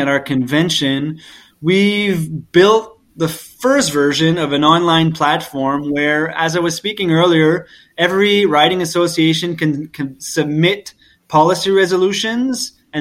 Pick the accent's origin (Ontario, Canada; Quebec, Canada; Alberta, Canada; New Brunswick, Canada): New Brunswick, Canada; Moncton; Moncton, New Brunswick, to say my hometown